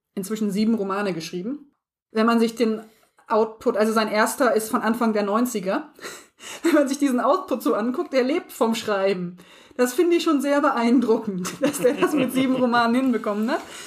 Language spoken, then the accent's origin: German; Harz area, southern Lower Saxony, Germany; ich komme nicht aus dem Osten, aber ich bin äh, Südniedersachsen, also nach Thüringen war es wirklich nicht weit. Ich komme aus der Ecke vom Harz raus.